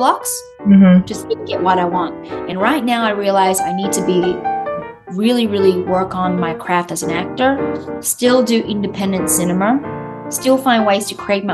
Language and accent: English; Australia; accent: Australian; I'll go back into my Australian accent